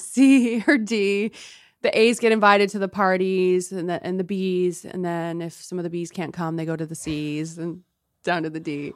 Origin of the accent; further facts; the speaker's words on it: San Diego, California, United States; I'm from San Diego